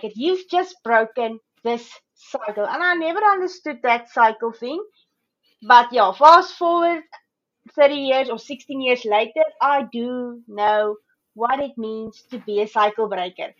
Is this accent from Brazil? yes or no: no; South Africa; moved away as an adult; now in Australia; I'm originally from South Africa, so I've moved to Australia 3 years ago.